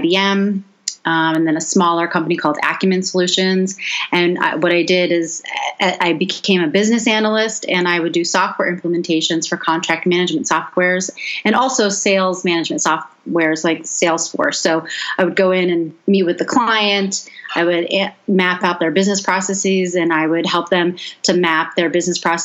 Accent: Boston, Massachusetts, United States; moved away as an adult; also born or lived in Washington, D.C.; now in Las Vegas, United States; I grew up in Boston

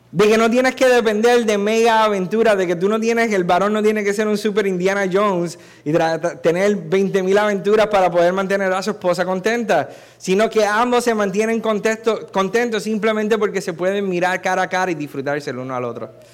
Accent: Puerto Rico; Si soy culpable de algo es de haber nacido y haber sido nacido y criado aquí

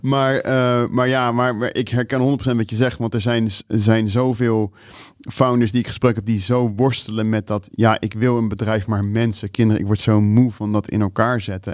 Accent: Netherlands; ik als Nederlander

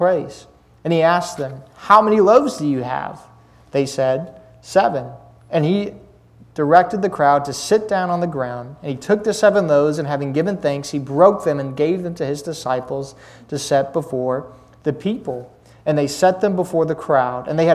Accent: Lynchburg, Virginia, United States; I'm from Lynchburg, Virginia

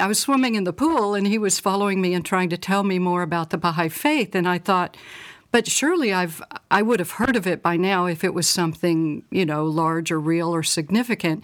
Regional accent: Little Rock, Arkansas, United States; I'm from Little Rock, Arkansas, and I grew up in the fifties and sixties

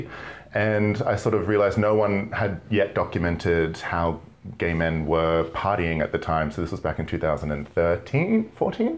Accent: Brisbane, Queensland, Australia; moved away as an adult; now in London, United Kingdom; I'm from Brisbane, Australia. Hey. Born and raised

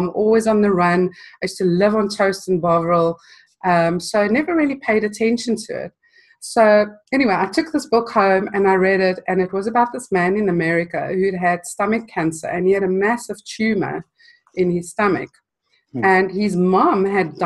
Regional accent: South Africa; moved away; I grew up in South Africa and spent most of my life there.

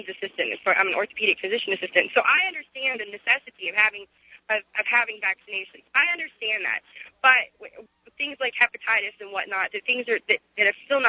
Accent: Oregon, United States; also born or lived in Portland; I'm from Oregon

